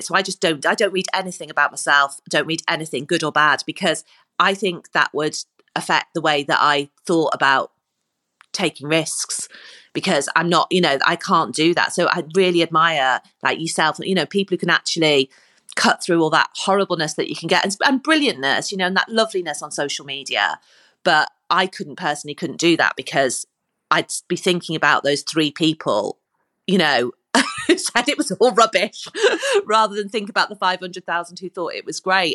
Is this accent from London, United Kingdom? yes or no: no; Corby, East Midlands, United Kingdom; moved away as an adult; now in Liverpool, United Kingdom; I come from Cor, from a place called Corby, and we didn't even have drama in our school